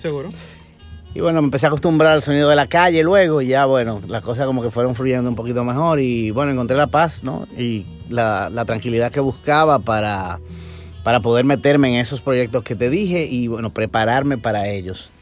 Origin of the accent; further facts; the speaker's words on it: Dominican Republic; Yo nací en República Dominicana